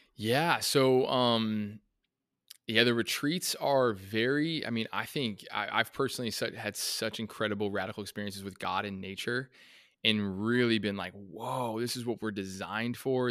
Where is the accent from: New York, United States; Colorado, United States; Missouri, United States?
Colorado, United States; I grew up in Colorado